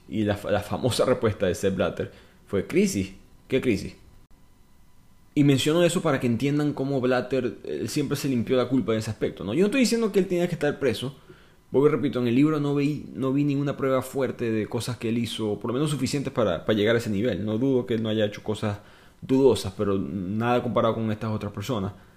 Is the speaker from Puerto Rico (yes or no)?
no; Venezuela; yo soy venezolano.